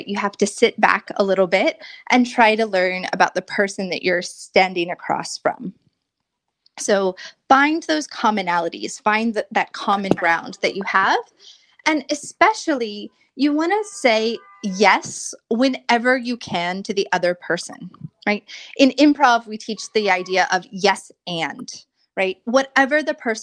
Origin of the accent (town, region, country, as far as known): United States